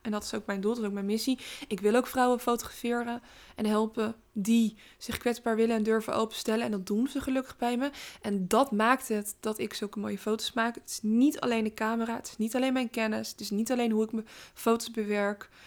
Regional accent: Rotterdam, South Holland, Netherlands; ik ben Rotterdammer

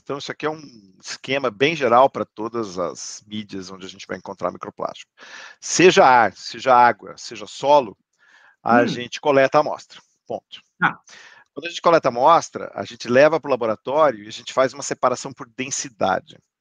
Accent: Campinas, São Paulo, Brazil; also born or lived in United States; now in Sorocaba, Brazil; primeira escola da minha memória é o Rio Branco, em Campinas

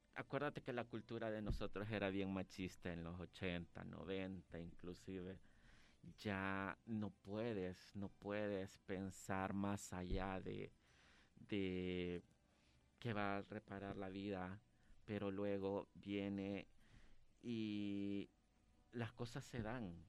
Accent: San Salvador, El Salvador; yo siempre me he considerado un producto 100% salvadoreño. Nací acá en San Salvador

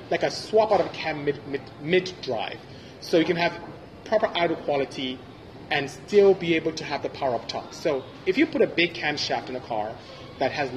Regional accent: Nigeria; first language Igbo; English is a second language; moved away; I'm from Nigeria. I'm Igbo

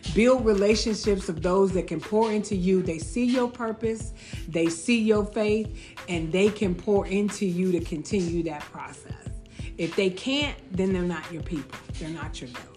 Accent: Chicago, Illinois, United States; I am from the south side of Chicago

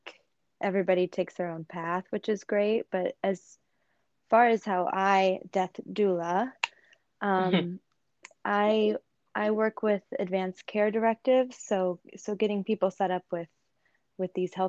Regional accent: Arizona, United States; I grew up in Arizona.

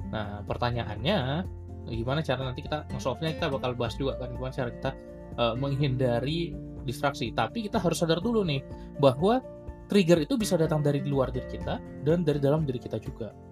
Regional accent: Medan, North Sumatra, Indonesia; now in Bandung, Indonesia; ini kan sekarang gua lagi di Medan itu di tempat gua emang sering mati lampu

